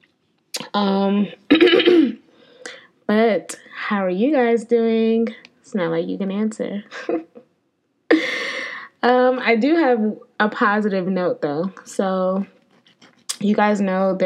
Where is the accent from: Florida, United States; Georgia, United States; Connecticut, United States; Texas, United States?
Connecticut, United States; now in Atlanta, United States; I grew up in Connecticut.